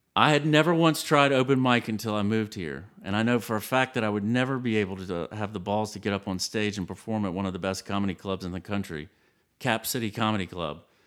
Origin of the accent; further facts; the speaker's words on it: Savannah, Georgia, United States; moved away as an adult; now in Austin, United States; Savannah, Georgia is my heritage, but Austin, Texas is now my hometown.